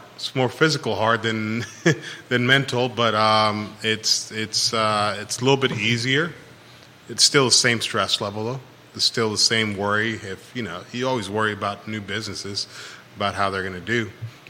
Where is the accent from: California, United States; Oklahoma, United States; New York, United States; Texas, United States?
California, United States; now in Charlottesville, United States; I grew up in California, and I grew up with them